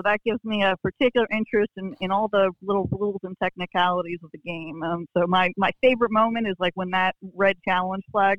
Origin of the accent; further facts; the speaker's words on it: New Jersey, United States; also born or lived in New York; So I was born in New York, raised in New Jersey, but right now I'm actually in Puerto Rico.